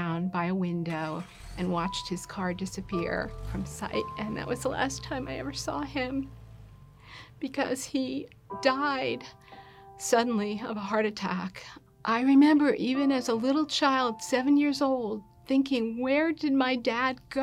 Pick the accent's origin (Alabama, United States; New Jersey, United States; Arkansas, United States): New Jersey, United States; I was a happy little girl growing up in New Jersey.